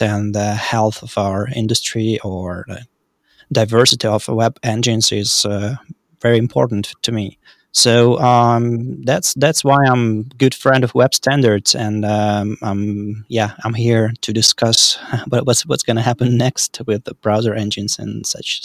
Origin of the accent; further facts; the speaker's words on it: Saint Petersburg, Russia; I'm from Saint Petersburg, Russia